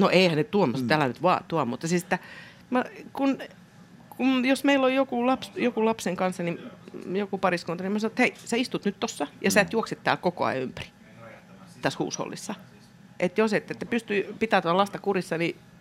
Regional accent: Helsinki, Uusimaa, Finland; born or raised there

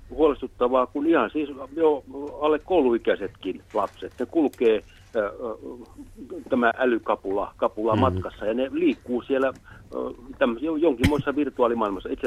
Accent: Häme, Finland; itse mä oon kasvanut pienenä maalais, iso maalaiskartano Hämeessä, jossa yhteisö piti huolta.

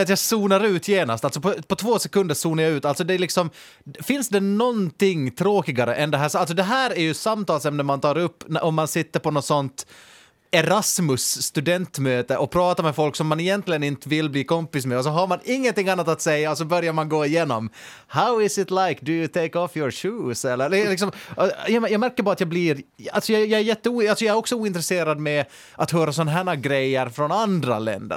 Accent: Finland

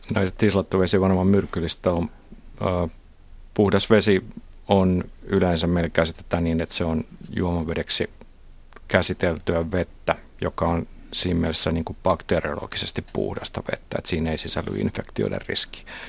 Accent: Kotka, Kymenlaakso, Finland; mä oon Kotkasta kotosi, jossa Kymijoen varrella

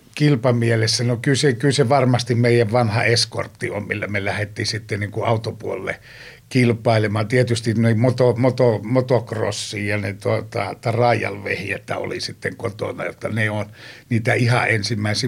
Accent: Joensuu, North Karelia, Finland; Pohjois-Karjalassa, mistä mä oon kotoisin Joensuusta

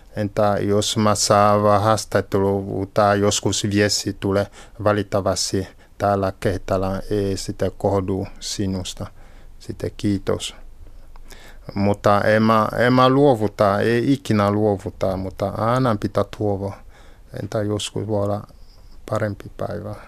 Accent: Cameroon; Finnish is a second language; moved away as an adult; now in Finland; Olen syntynyt Kamerunissa.

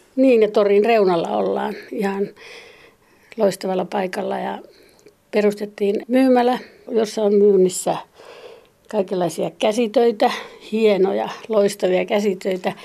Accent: Kainuu, Finland; also born or lived in Utsjoki, Finland; now in Tervo, Finland; minä olen syntyjäni kainuulainen

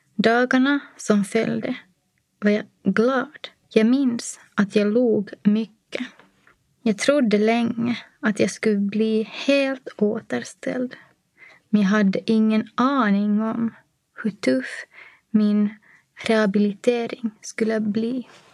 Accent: Nykarleby, Ostrobothnia, Finland; moved away as an adult; also born or lived in Helsinki; now in Espoo, Finland; Min barndom i Nykarleby med tre systrar var kärleksfull och odramatisk

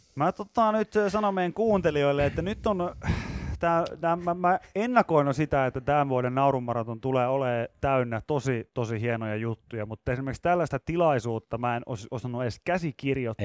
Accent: Pori, Satakunta, Finland; mä oon Porista

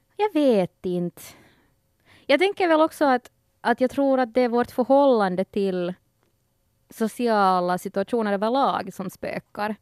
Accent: Ostrobothnia, Finland; när du växer us-, upp som finlandssvensk

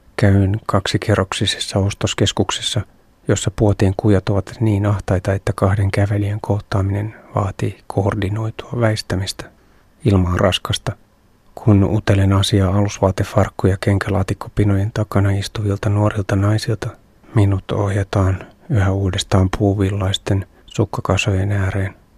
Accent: Finland; olen Suomesta

